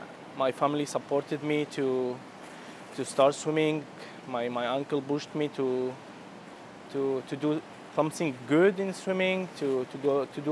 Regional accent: Syria; now in Turkey; My life in Syria, it was very nice before the war.

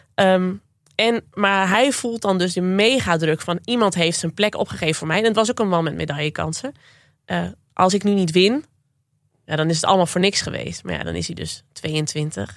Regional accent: Zwolle, Overijssel, Netherlands; Ik kom uit Zwolle

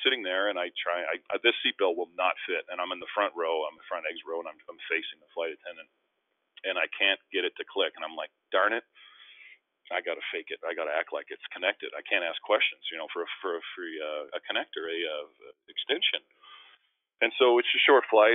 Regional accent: Winnipeg, Manitoba, Canada; also born or lived in Philadelphia; now in Vancouver, Canada; in Winnipeg in my hometown

